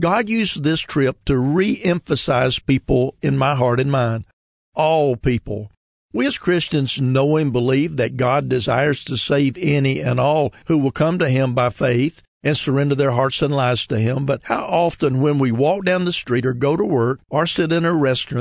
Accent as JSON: {"language": "English", "region": "the South", "country": "United States", "said": "I'm from the South, and where I live, there are a multitude of churches"}